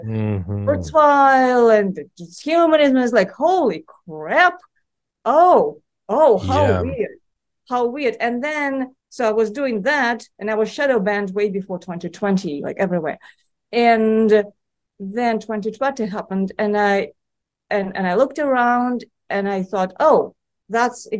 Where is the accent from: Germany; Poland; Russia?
Russia; Moscow; moved away as an adult; now in United States; I was born and raised in Moscow, and I've spent most of my adult life in the United States.